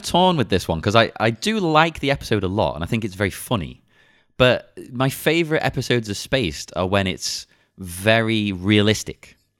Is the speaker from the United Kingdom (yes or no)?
yes; England, United Kingdom; I'm English